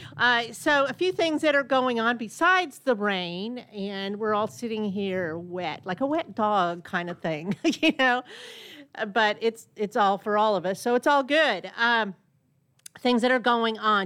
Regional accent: Burbank, California, United States; now in Conroe, United States; my hometown of, uh, Burbank, California

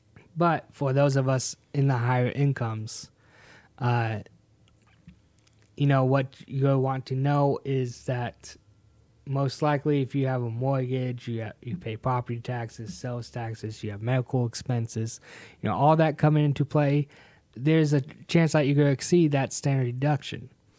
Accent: Hartford, Connecticut, United States; born there; I was born in Hartford, Connecticut. Got dragged down to the South. Happy for it. I think my heart is down here in the South.

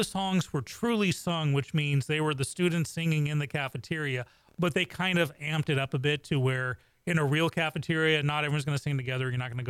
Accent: England, United Kingdom; moved away; when people know I grew up in England

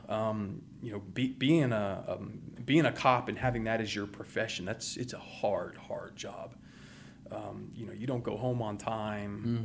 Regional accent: Houston, Texas, United States; also born or lived in Baton Rouge, Louisiana / Montgomery County, Texas; grew up in West Houston

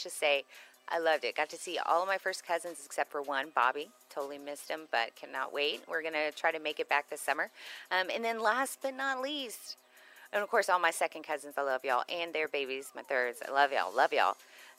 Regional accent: Texas, United States; because we're from Texas

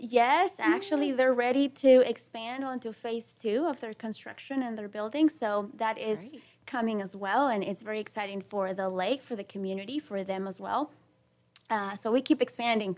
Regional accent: Peru; also born or lived in Caracas, Venezuela; now in Texas, United States; I was born in Caracas, Venezuela, but I was raised in Peru. I'm 100% Peruvian

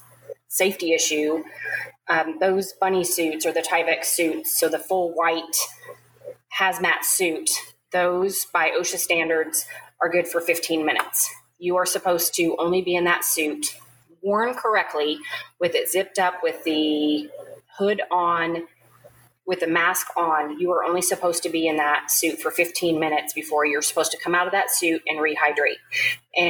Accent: Wyoming, United States; moved away; my home state of Wyoming

